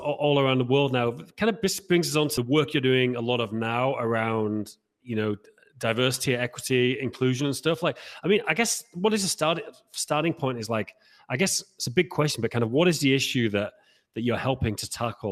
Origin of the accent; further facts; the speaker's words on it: Haworth, Yorkshire and the Humber, United Kingdom; moved away; where I'm from is the, the Bronte